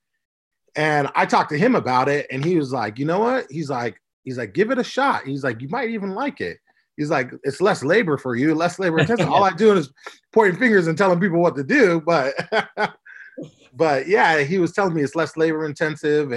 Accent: Orange County, California, United States; now in Las Vegas, United States; I'm from Orange County, California

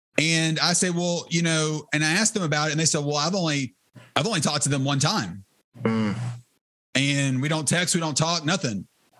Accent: the Bible Belt, United States; So while I grew up in the Bible Belt, sometimes people will say, I grew up in the church.

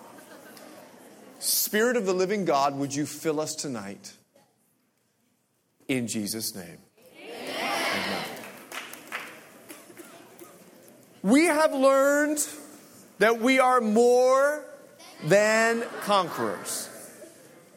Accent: Bahamas; I'm from the Bahamas

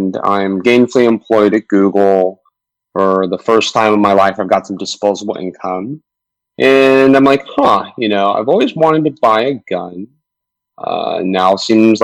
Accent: Southern California, United States; I grew up in Southern California

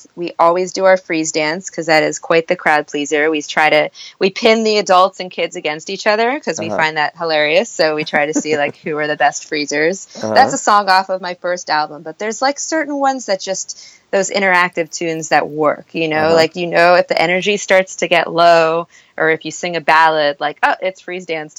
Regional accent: Miami, Florida, United States; moved away as an adult; also born or lived in Syracuse, New York; now in Brooklyn, United States; growing up in Miami.

